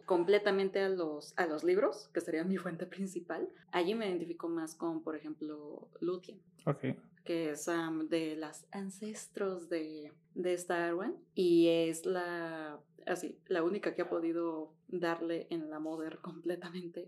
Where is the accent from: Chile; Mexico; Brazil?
Mexico; como latina, como latina mexicana